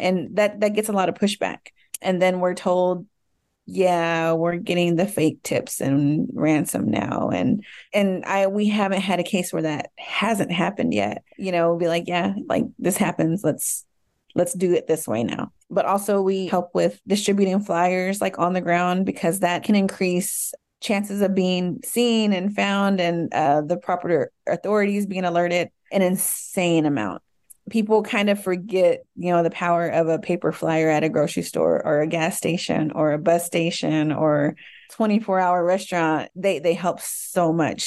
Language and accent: English; Dallas, Texas, United States; I was born and raised in Dallas, Texas.